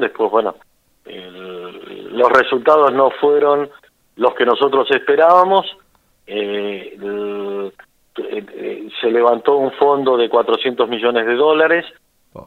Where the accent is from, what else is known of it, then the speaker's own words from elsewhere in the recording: Martínez de Hoz, Buenos Aires, Argentina; moved away as an adult; yo soy de Martínez de Oz, que es un pueblito de mil habitantes